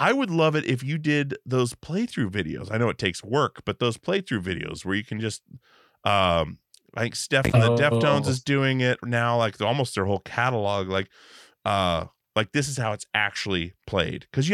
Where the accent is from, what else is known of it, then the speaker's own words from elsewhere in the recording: Alaska, United States; we grew up in Alaska